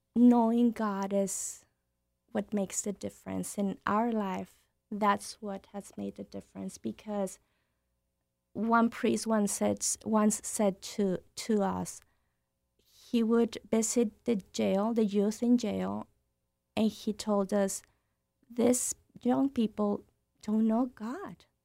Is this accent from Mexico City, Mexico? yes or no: no; Nuevo Laredo, Tamaulipas, Mexico; moved away; I'm from Nuevo Laredo. I grew up in Nuevo Laredo.